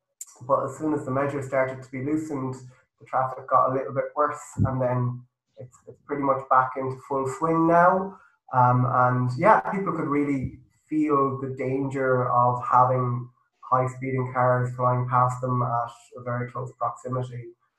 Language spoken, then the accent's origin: English; Galway, Connacht, Ireland; Yeah, I am myself.